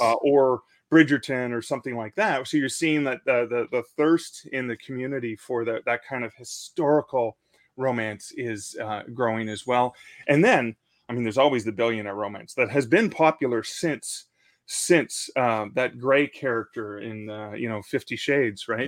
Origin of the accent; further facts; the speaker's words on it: Canada; I'm in a Canadian country